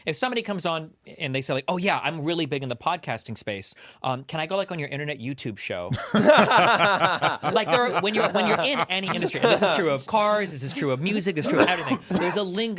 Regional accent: Omaha, Nebraska, United States; moved away as an adult; Because I grew up in Omaha, Nebraska. I didn't leave that state till I was 30 years old. My first sushi, I think I was 31.

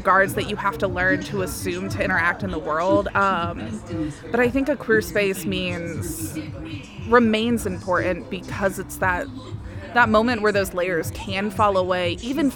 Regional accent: Ohio, United States; moved away as an adult; also born or lived in Tempe, Arizona; now in Phoenix, United States; Because I'm from Ohio. There, in my hometown, there was no gayborhood, like, at all. And, like, the little Midwestern kid in me

